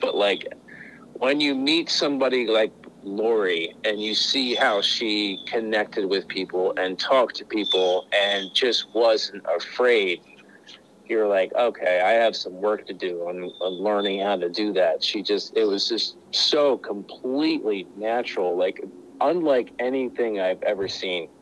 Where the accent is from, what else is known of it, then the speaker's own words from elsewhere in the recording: Pennsylvania, United States; moved away; I was originally from Pennsylvania